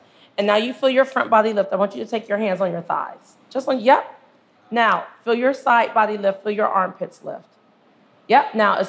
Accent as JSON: {"language": "English", "region": "Ohio", "country": "United States", "also_born_or_lived": "Mississippi", "moved": "as an adult", "said": "I've been here for 30 years. I'm originally from Ohio, but I went to college in Mississippi"}